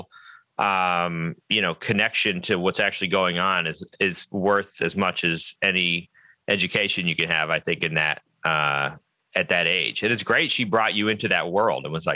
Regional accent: Newburyport, Massachusetts, United States; I'm from Newburyport

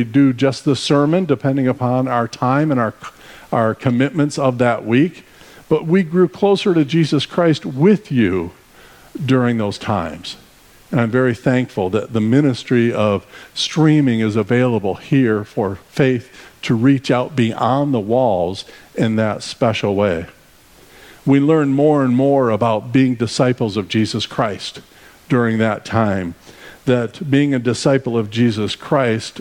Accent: Arizona, United States; We are from Arizona, so we traveled from Arizona to join you for the summer

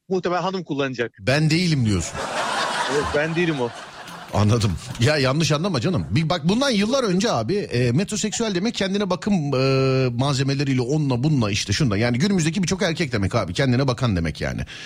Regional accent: Istanbul, Turkey; Ben İstanbulluyum.

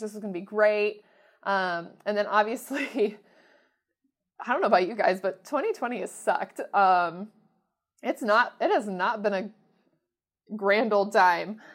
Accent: Mansfield, Ohio, United States; my hometown

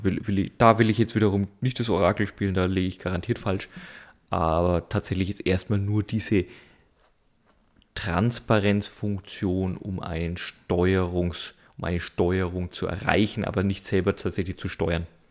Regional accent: Germany; als Deutsche

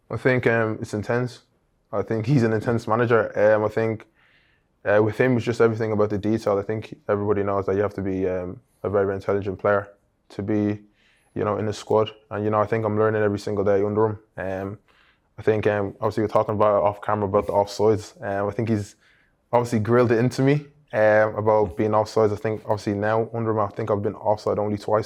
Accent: Ireland; now in England; as a little boy, you know, growing up in Ireland

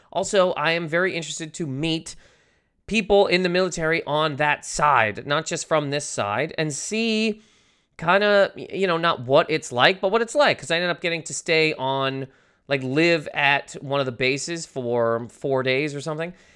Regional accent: Canada; I'm Canadian.

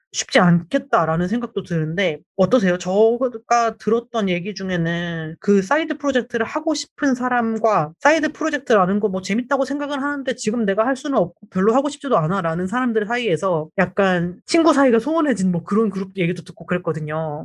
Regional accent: Daejeon, South Korea; 대전 출신이어가지고

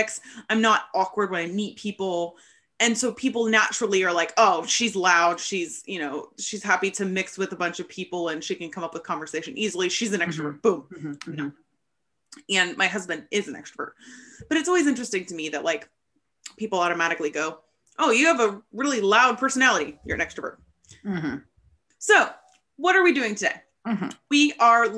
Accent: United States; growing up in America

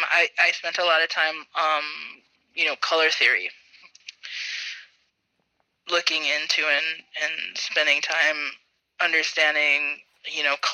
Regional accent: Bismarck, North Dakota, United States; also born or lived in Belcourt, North Dakota; I grew up in Bismarck, North Dakota, but my family is from the Turtle Mountains in Belcourt, North Dakota. So, I went to school and um, lived in Bismarck, but in the summers I would um, go live with my grandma in Belcourt

